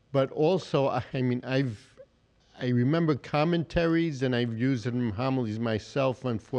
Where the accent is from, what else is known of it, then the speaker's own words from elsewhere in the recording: New York City, New York, United States; now in Grand Forks, United States; No, I grew up in Queens, New York.